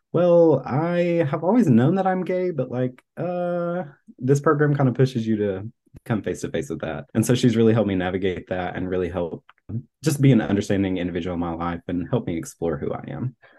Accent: Tennessee, United States; now in Florida, United States; I'm originally from Tennessee

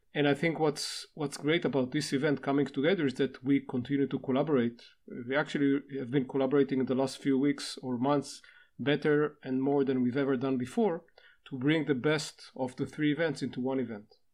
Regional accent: Israel; from Israel

